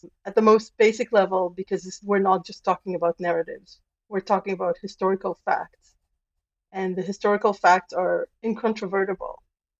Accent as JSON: {"language": "English", "country": "Israel", "tie": "born or raised there", "moved": "yes", "lives_now": "Canada", "said": "So I was born and raised in Israel. Most of my family, my birth family, is there."}